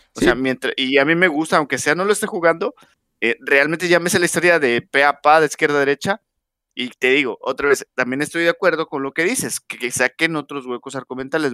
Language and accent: Spanish; Mexico; soy mexicano